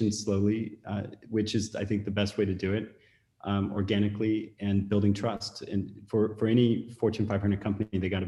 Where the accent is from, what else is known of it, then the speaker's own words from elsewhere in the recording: Silicon Valley, California, United States; moved away as an adult; also born or lived in Beijing, China; I was born in Silicon Valley, recruited to go to China and worked in Beijing for 8 years